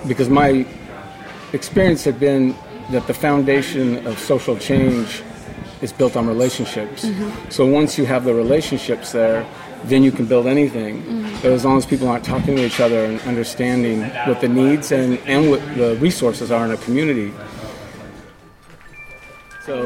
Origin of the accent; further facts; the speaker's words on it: Portland, Oregon, United States; I grew up here in Portland